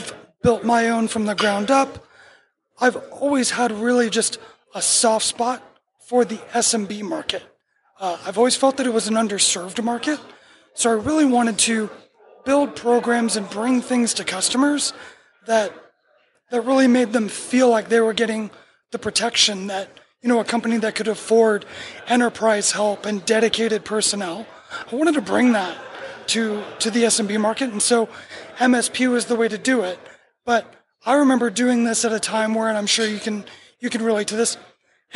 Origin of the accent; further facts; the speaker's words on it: Miramar, Florida, United States; moved away; also born or lived in Hollywood, Florida / Georgia; I was born in Hollywood and raised in Miramar.